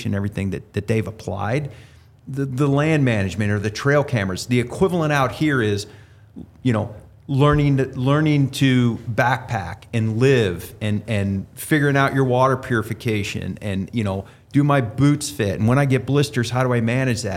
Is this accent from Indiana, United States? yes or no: no; Ohio, United States; moved away; I grew up in Ohio